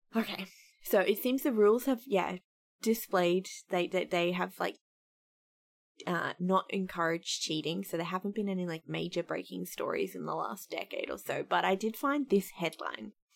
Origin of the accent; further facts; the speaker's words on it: Australia; as an Australian